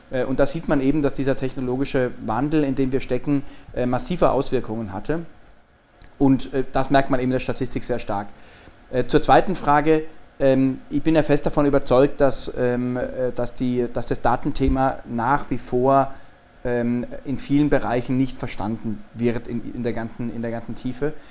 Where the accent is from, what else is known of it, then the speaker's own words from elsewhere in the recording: Freiburg, Baden-Württemberg, Germany; Ähm, äh, aus Baden-Württemberg, aus der Freiburger Gegend, ähm, habe in Freiburg auch mein Abitur gemacht